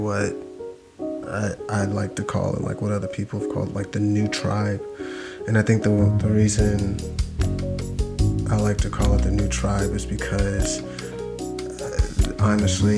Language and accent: English; United States; we're some of the most American people that exists, like by birthright